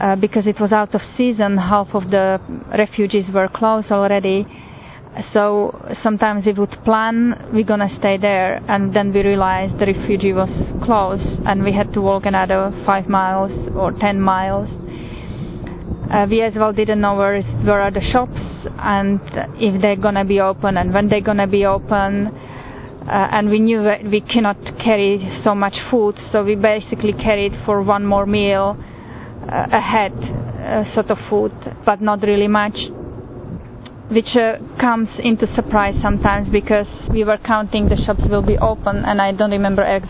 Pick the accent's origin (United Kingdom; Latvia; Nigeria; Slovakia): Slovakia; moved away; Originally I'm from Slovakia